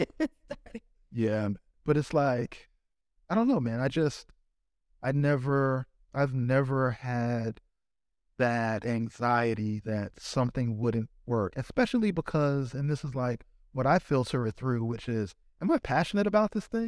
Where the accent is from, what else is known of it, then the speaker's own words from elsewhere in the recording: Lefrak City, New York, United States; Sneaker Steve is the same Steve that I grew up with in Left Rock